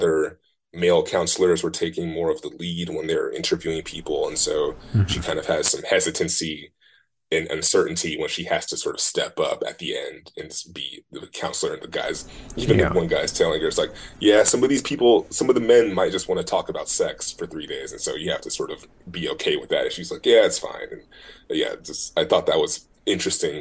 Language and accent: English; Oakland, California, United States; also born or lived in Martinez, California; I moved from Oakland to Martinez